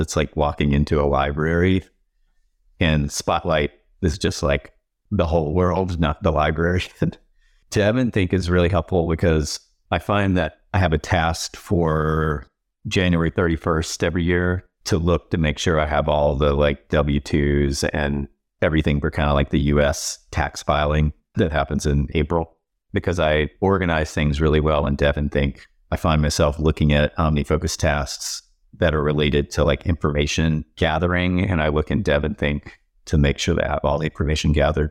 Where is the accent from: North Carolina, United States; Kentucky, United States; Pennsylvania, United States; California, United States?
North Carolina, United States; moved away as an adult; now in New York, United States; I grew up in North Carolina. I'm a dyed in the wool Southerner.